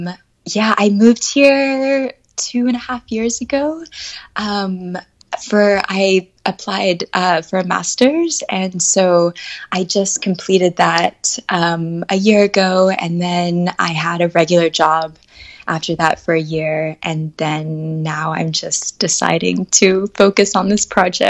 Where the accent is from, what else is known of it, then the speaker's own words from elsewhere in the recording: Atlanta, Georgia, United States; now in France; I'm originally from Atlanta, Georgia. I grew up there. I do not have the Southern accent, which I'm a little bit still upset about. My parents are both from New York.